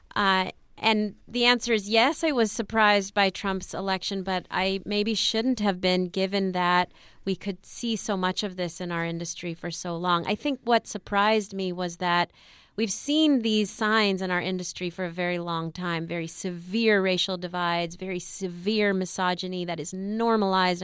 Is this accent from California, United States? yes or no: yes; Los Angeles, California, United States; I grew up in East L A, um, east of East L